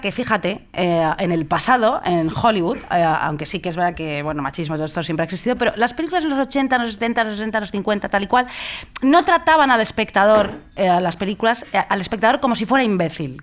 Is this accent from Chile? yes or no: no; Madrid, Community of Madrid, Spain; yo soy de Madrid